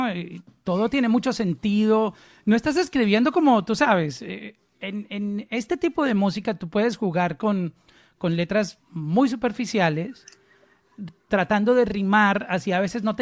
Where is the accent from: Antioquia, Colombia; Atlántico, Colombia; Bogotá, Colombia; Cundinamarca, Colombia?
Antioquia, Colombia; accent: paisa; yo no tengo acento ya, soy paisa de, cerca Medellín, en, Colombia, pero ya mi acento se me perdió